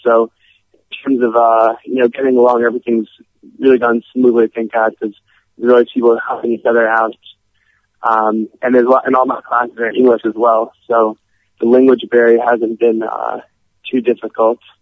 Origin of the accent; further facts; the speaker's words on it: Cleveland, Ohio, United States; moved away as an adult; now in Israel; I'm originally from Cleveland, Ohio